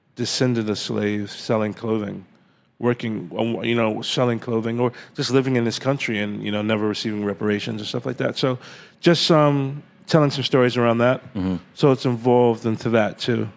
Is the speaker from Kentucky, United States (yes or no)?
no; New York City, New York, United States; also born or lived in Atlanta, Georgia / Flushing, Queens / Jamaica, Queens; when I was like ten years old, we moved to Jamaica, Queens, because mm-hmm. that's where they could afford a house. And um, Farmers Boulevard area is called St. Albans, and um, grew up there.